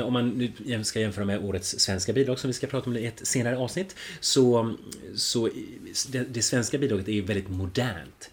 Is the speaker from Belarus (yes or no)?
no; Finland